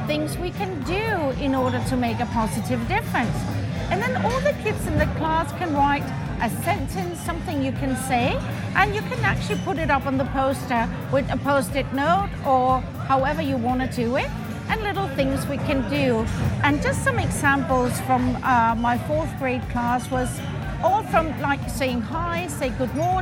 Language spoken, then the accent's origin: English; Denmark; I'm from Denmark.